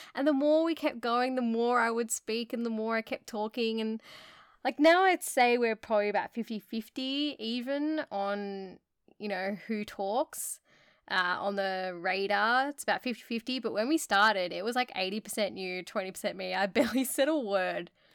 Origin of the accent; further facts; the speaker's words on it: Australia; we're from Australia